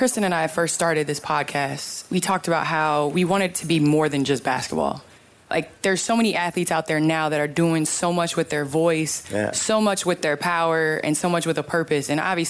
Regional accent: Naperville, Illinois, United States; moved away; I grew up in Naperville

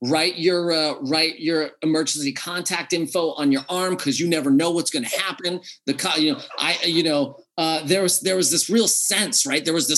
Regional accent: United States; I grew up in America

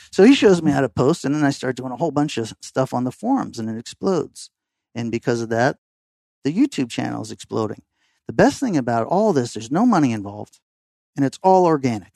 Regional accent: Fort Lauderdale, Florida, United States; also born or lived in Massachusetts; growing up in downtown Fort Lauderdale

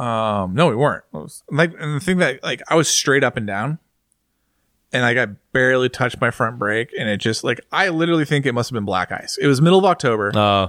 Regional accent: United States

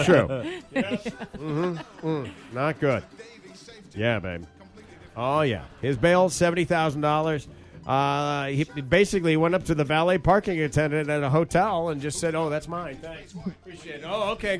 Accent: Grand Rapids, Michigan, United States; moved away; I was in my hometown of Grand Rapids, Michigan

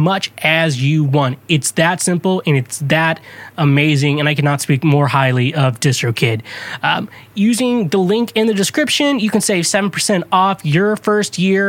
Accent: Kansas, United States; since I'm from Kansas, I like to refer to myself as a Free Stater.

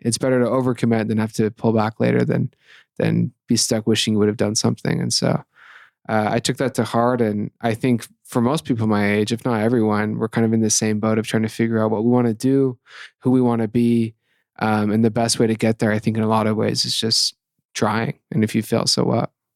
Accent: Ephraim, Utah, United States; also born or lived in Salt Lake City, Utah / southwestern Virginia; I was born here in Salt Lake City, but grew up between um, southwestern Virginia and Ephraim, Utah. Went to Manti High School.

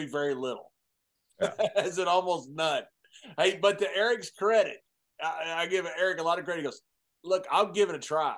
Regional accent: Texas, United States; I'm from Texas, which is a great place, a wonderful place

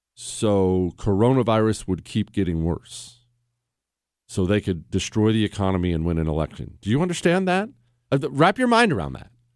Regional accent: Toronto, Ohio, United States; I was born in Ohio.

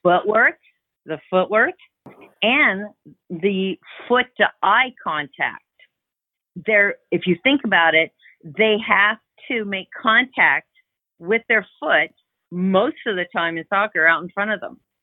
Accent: Canada; moved away as an adult; also born or lived in Crestview Hills, Kentucky; now in Louisville, United States; we were in Canada for a while. I'm Canadian.

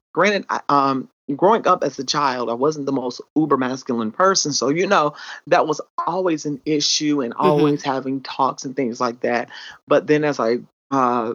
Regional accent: South Carolina, United States; accent: country twang; I actually grew up in South Carolina

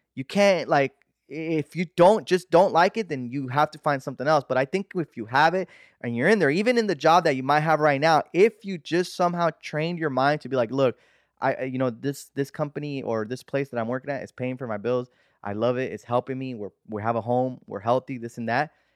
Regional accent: United States; I'm a pocho, right? I'm American

